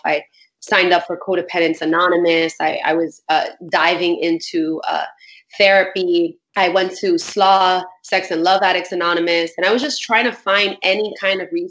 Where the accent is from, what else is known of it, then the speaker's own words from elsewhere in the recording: New York City, New York, United States; I grew up in Bushwick in Brooklyn.